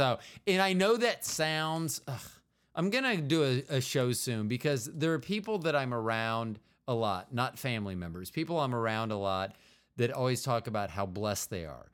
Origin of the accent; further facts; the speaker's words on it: Kansas City, United States; also born or lived in Florida; I went to high school here in Kansas City, junior high and high